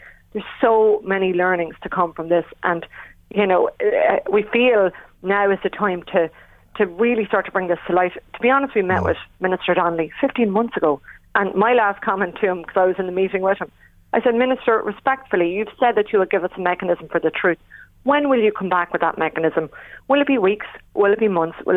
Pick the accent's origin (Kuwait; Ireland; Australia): Ireland; as Irish people